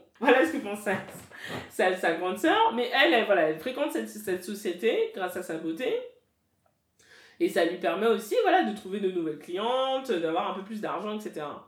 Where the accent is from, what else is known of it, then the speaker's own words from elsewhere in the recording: France; je suis française de nationalité, j'ai grandi en France, etc. Mais mes parents sont camerounais